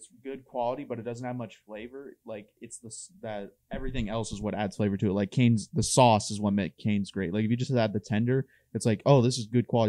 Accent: Dayton, Ohio, United States; We had a neighbor when I grew up in Dayton.

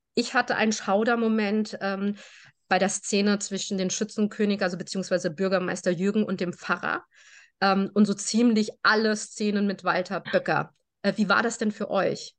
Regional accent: Germany; Meine Eltern sind aus Spanien. Äh, wir sind in Deutschland geboren

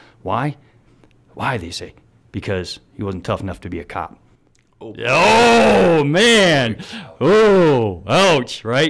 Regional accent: Midwest, United States; Man, I came from the Midwest where man, I didn't have anything like that, you know, fire subscription.

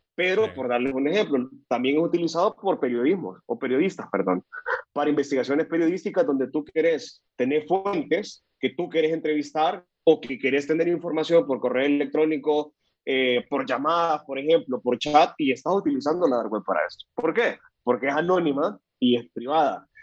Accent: El Salvador; now in Costa Rica; soy salvadoreño, vivo en Costa Rica

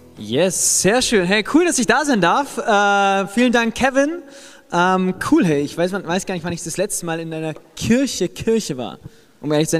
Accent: Germany; ich als ähm, Deutscher.

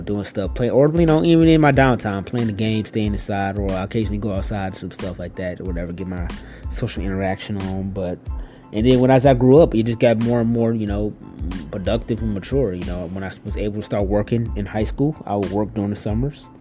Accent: Detroit, Michigan, United States; I'm from Detroit and stuff, and you know, Detroit ain't the most um, safest city out there, you know. Uh, but I had a pretty good, you know, upbringing

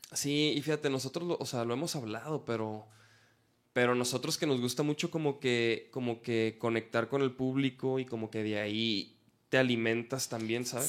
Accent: Chihuahua, Mexico; moved away as an adult; now in Guadalajara, Mexico; yo soy de Chihuahua

